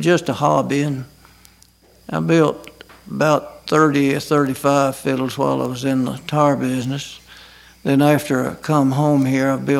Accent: Scottsboro, Alabama, United States; also born or lived in Huntsville, Alabama; now in Ider, United States; in Jackson County, around Scottsboro and Dutton and section

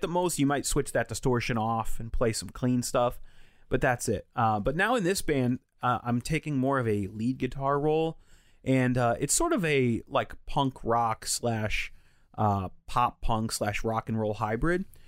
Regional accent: Connecticut, United States; growing up in Connecticut

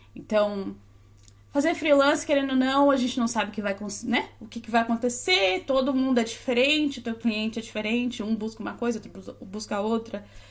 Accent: Florianópolis, Santa Catarina, Brazil; accent: Florianópolis (sing-song, S becomes X); moved away; Sou de Floripa, dá até certo, né, para perceber pelo sotaque. Fala, canta... Fala cantadinho, o S vira X.

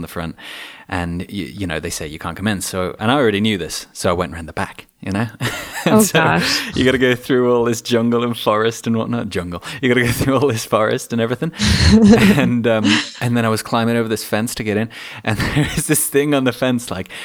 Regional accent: Shropshire, West Midlands, United Kingdom; I grew up in Edgemont, a little rural village

